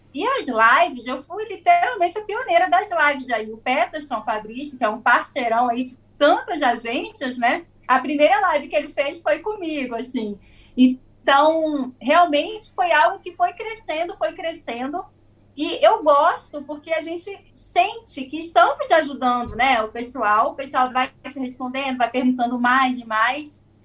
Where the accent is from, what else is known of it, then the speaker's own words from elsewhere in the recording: Espírito Santo, Brazil; also born or lived in New Zealand; now in Vila Velha, Brazil; eu sou do Espírito Santo